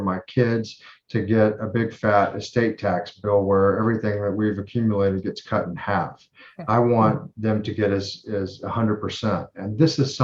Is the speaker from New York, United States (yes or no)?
no; North of Dallas, Fort Worth area in North Texas, United States; North of Dallas, Fort Worth area in North Texas.